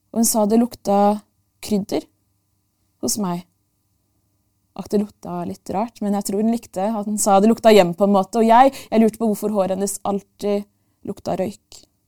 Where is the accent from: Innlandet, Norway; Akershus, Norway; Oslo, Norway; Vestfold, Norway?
Oslo, Norway; født og oppvokst i Norges hovedstad mer spesifikt, bydel Bjerke og Grünerløkka.